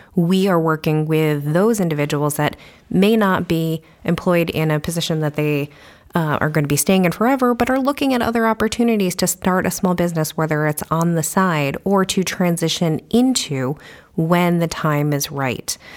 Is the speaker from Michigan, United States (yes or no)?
no; New York, United States; moved away as an adult; also born or lived in New Hampshire; now in Keene, United States; I am not originally from New Hampshire. I am from New York, but I came up here, went to U N H